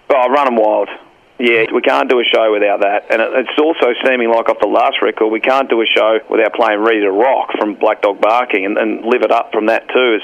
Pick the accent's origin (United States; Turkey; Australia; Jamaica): Australia; Warrnambool, Victoria; we would drive down from Warrnambool